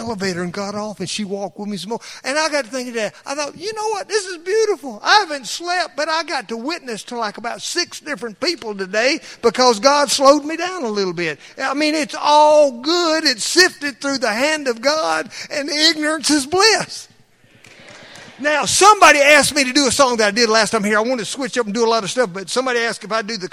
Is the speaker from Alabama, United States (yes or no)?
yes; Alabama, United States; accent: thick Southern